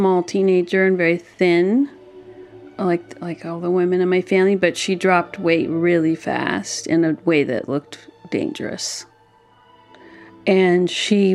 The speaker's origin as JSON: {"language": "English", "town": "Berkeley", "region": "California", "country": "United States", "tie": "born or raised there", "said": "I was born and raised in Berkeley, California"}